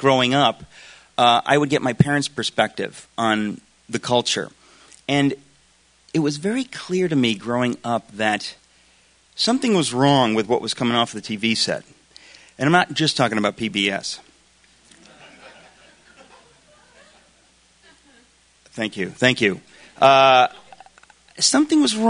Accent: Danbury, Connecticut, United States; I grew up in Danbury, Connecticut

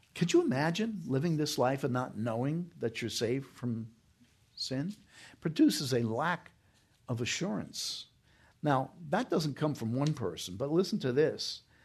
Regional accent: New York, United States; moved away; When I was growing up in New York, we had a Cardinal, Cardinal John O'Connor.

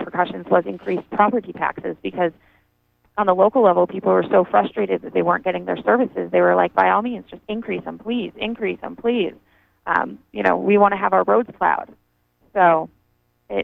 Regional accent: Cornville, Maine, United States; growing up in Cornville, the town meeting was a big deal

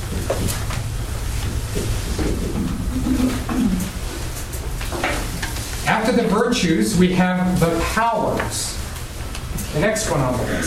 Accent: Idaho, United States; moved away; also born or lived in Portugal; When I was in Idaho, my home state

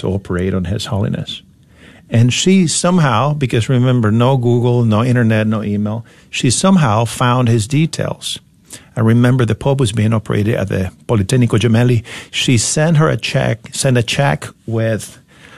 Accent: Venezuela; moved away as an adult; now in United States; I grew up in Venezuela at a time where everything seemed possible

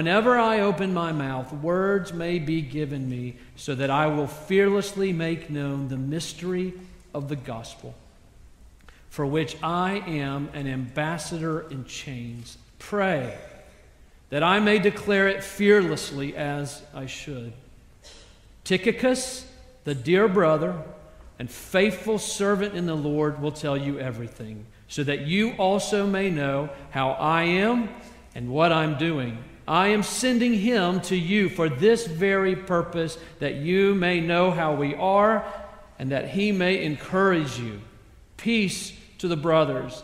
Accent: South Carolina, United States; I grew up in South Carolina

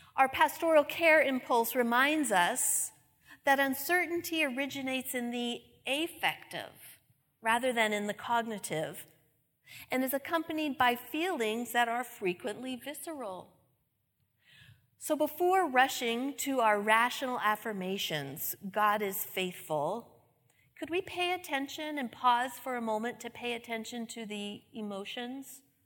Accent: New England, United States; I'm from New England

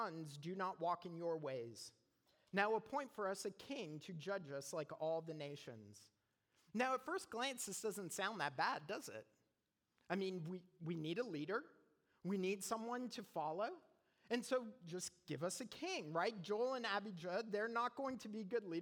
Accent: Canada; now in United States; I'm Canadian.

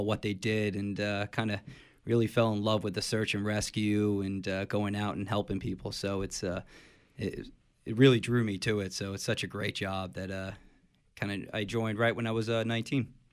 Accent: Middletown, New Jersey, United States; I grew up in, uh, Middletown, New Jersey

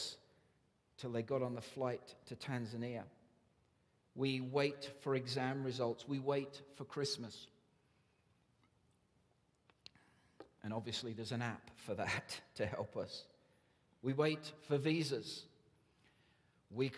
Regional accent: England, United Kingdom; we're English

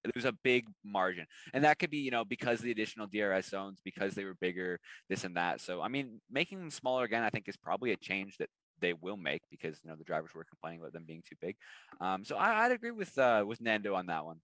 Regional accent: Canada; as a Canadian

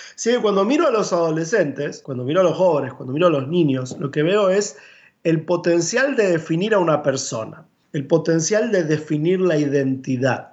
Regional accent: Buenos Aires, Argentina; Me crié en la iglesia en Buenos Aires, eh, nací en la capital federal

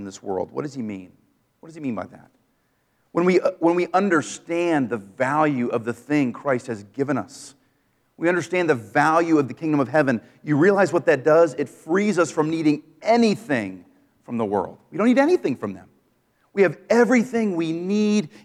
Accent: Maine, United States; I grew up in Maine.

